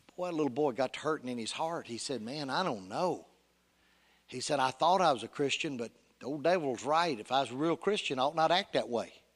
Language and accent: English; Union City, United States; Union City, my hometown